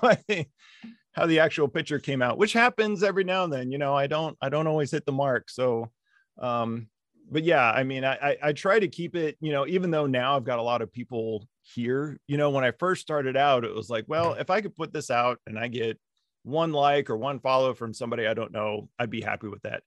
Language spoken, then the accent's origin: English; Las Vegas, Nevada, United States; moved away as an adult; also born or lived in Central Virginia; I grew up in Las Vegas